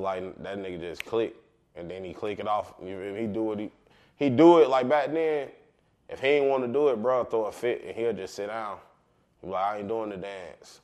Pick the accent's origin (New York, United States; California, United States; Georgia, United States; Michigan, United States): Georgia, United States; Marietta; I'm from Cobb County. But I'm from the heart of Carlton. I'm from, we, they call it Marietta, we call it Marietta